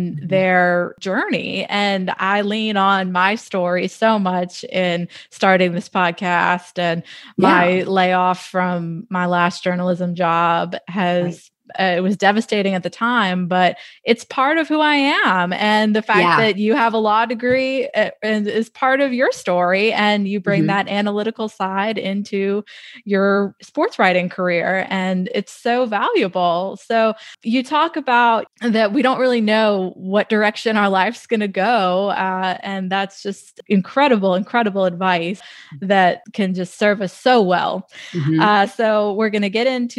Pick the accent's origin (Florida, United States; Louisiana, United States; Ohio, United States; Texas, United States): Louisiana, United States; New Orleans; I grew up going to the Superdome